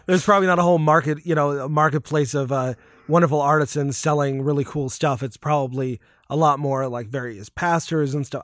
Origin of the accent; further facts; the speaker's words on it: Connecticut, United States; I grew up in Connecticut